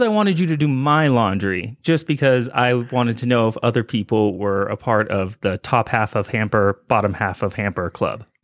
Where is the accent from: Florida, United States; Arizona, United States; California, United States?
California, United States; moved away as an adult; now in Colorado, United States; Being from California